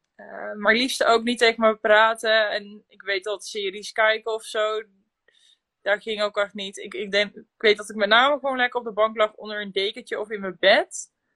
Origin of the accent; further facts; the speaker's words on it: Drenthe, Netherlands; moved away as an adult; also born or lived in Land van Maas en Waal, Gelderland; now in Gelderland, Netherlands; Ik kom uit Drenthe, maar ik woon nu inmiddels zo'n ruim drie jaar ja, in Gelderland-Zuid, het land van Maas en Waal.